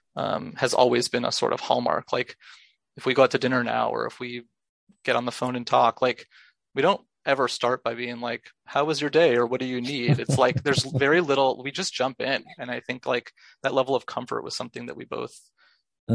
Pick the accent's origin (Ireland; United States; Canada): United States; Los Angeles, California; now in New York City, United States; I grew up in Los Angeles.